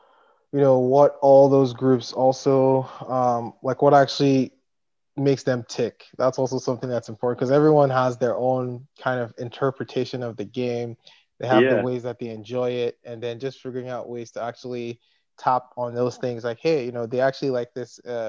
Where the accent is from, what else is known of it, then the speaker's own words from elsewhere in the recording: Nigeria; now in Canada; I'm Nigerian. So, like, you know, it's a soccer crazy country.